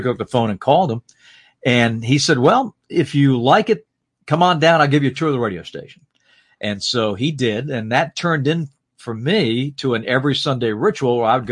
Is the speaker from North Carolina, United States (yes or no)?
yes; Salisbury, North Carolina, United States; growing up in Salisbury, it was, you know, it was a great time to grow up in that town